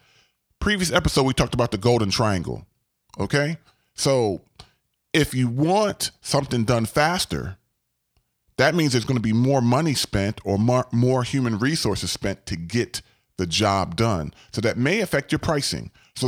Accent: Gaithersburg, Maryland, United States; I grew up in Gaithersburg, Maryland, and there was a area known as Montgomery Village.

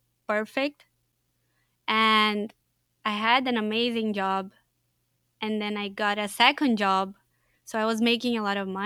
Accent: Unaí, Minas Gerais, Brazil; English is a second language; moved away as an adult; also born or lived in Brasília; now in United States; I grew up in the farm

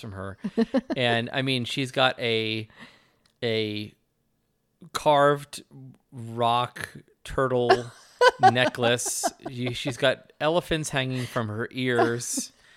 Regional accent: United States; as an American

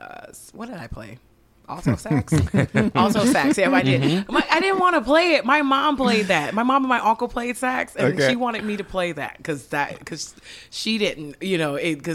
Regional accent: St. Paul, Minnesota, United States; also born or lived in Hawaii; I grew up right on Carolyn Victoria.

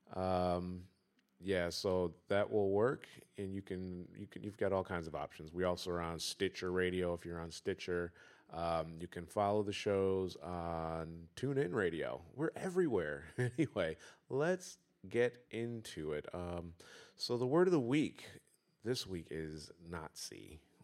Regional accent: Detroit, Michigan, United States; I'm from Detroit

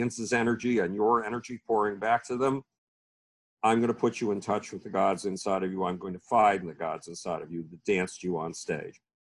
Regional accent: Buffalo, New York, United States; the University of Buffalo, my hometown university

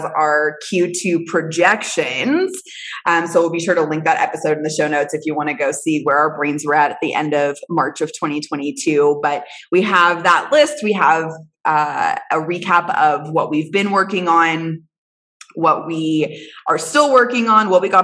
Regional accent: Houston, Texas, United States; I'm from Houston.

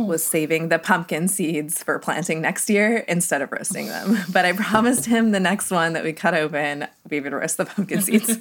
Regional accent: Southwest, United States; now in Ohio, United States; I'm from the Southwest

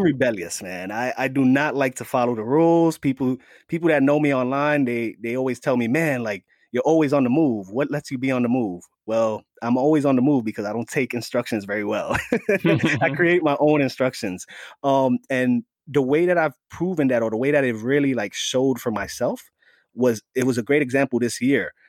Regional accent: New York City, New York, United States; also born or lived in Staten Island, New York; I was born and raised in the Bronx, the Bronx section of New York

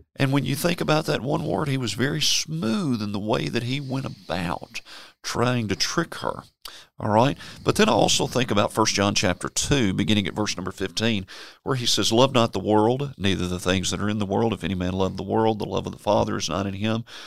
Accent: Memphis, Tennessee, United States; I was born and raised in Memphis, Tennessee

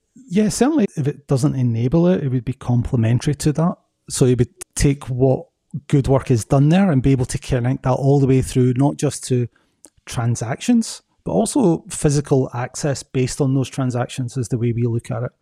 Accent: Scotland, United Kingdom; moved away as an adult; also born or lived in Belgium / United States; now in Atlanta, United States; I'm originally from Scotland. Moved to Belgium for ten years and now I've been in the U S for ten years.

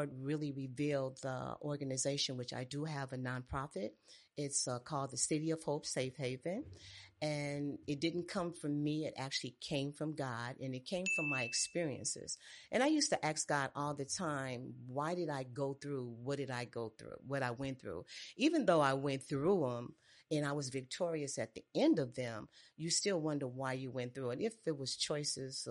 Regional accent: Chicago, Illinois, United States; moved away as an adult; now in Georgia, United States; I was born and raised on the south side

